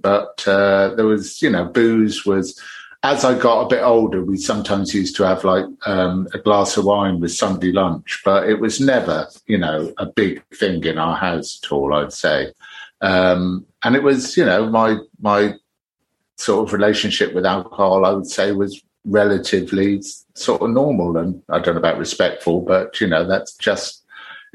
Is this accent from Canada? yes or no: no; Nailsea, South West England, United Kingdom; also born or lived in Birmingham; now in Brighton, United Kingdom; although I was born in Birmingham, I moved to the West Country when I was 4 years old and lived outside Bristol, a little town called Nailsea